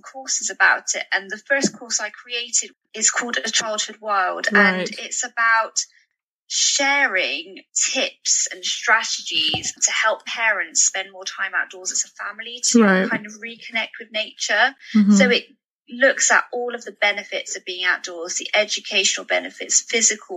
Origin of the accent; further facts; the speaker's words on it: United Kingdom; growing up in the British school system